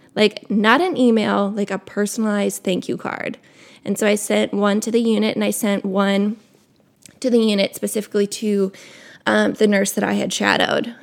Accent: Wisconsin, United States; I grew up in Wisconsin.

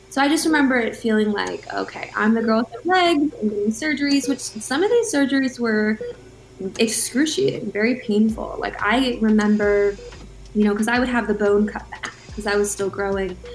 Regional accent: Baltimore, Maryland, United States; Michael Phelps, you know, I'm from Baltimore. I got to train with that group.

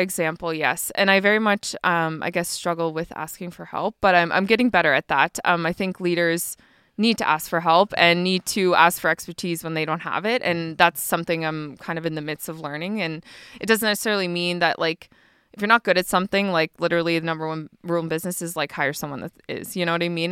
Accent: Harrietsfield, Nova Scotia, Canada; moved away as an adult; also born or lived in Fort Saskatchewan, Alberta / Edmonton, Alberta; I actually grew up in Harrietsfield, like around the Loop. I'm a loop girl.

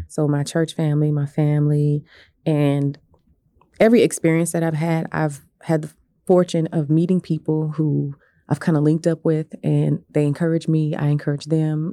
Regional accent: Bartlesville, Oklahoma, United States; moved away as an adult; also born or lived in Norman; now in Tulsa, United States; I was born here in Tulsa, um, to two wonderful parents. And I, w, I grew up actually in Bartlesville

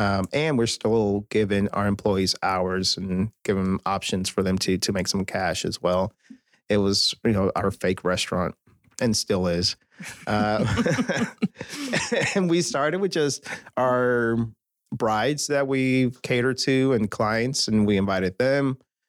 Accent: Chicago, Illinois, United States; now in Texas, United States; Born and raised.

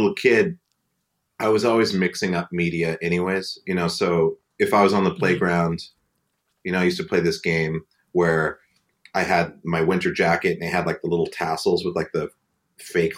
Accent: Great Falls, Montana, United States; I grew up in Great Falls

